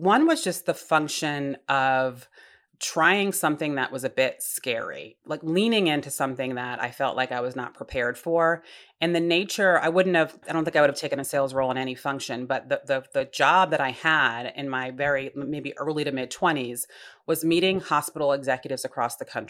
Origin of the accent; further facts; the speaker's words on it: Rhode Island, United States; So Rhode Island, smallest state in the nation, very tight community.